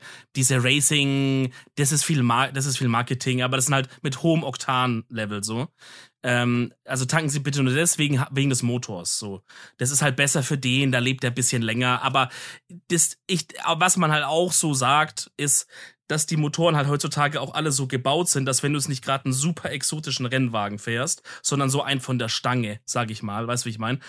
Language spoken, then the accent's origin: German; Swabia, Germany; ich als Schwabe